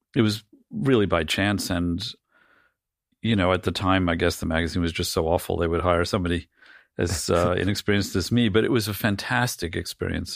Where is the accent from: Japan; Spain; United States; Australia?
United States; New York City, New York; I grew up in a, like a c, comically cliched version of, uh, of, uh, Greenwich Village family